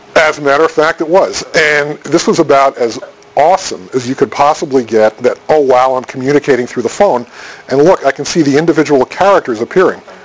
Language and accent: English; Boston, Massachusetts, United States; I'm from Boston